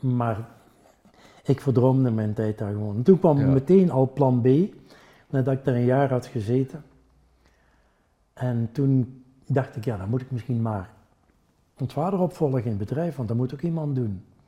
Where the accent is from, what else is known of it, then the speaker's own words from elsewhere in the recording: North Brabant, Netherlands; accent: Brabants; first language Brabantian; Dutch is a second language; now in Ghent, Belgium; ik ben toch wel Brabander. Dat krijg je er niet uit